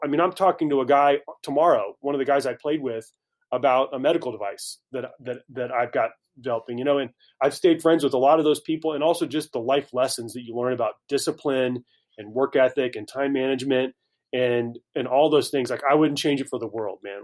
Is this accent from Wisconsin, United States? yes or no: no; Carmel, Indiana, United States; moved away as an adult; also born or lived in Greenville, South Carolina / Pittsburgh / Lyon, France; now in Dallas, United States; I grew up in Indianapolis, small suburb north of the city, Carmel, Indiana.